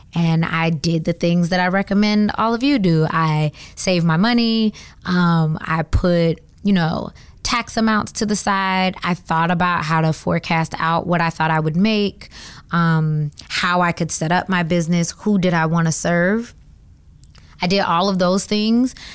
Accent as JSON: {"language": "English", "region": "Georgia", "country": "United States", "also_born_or_lived": "Atlanta, Georgia", "moved": "as an adult", "lives_now": "Washington, DC, United States", "said": "I am from Georgia. I have been in DC for nine years now"}